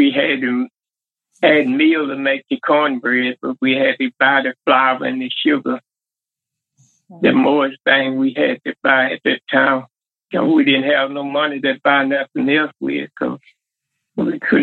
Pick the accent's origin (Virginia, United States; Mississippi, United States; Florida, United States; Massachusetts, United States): Mississippi, United States; Carthage; I'm from Carthage, Mississippi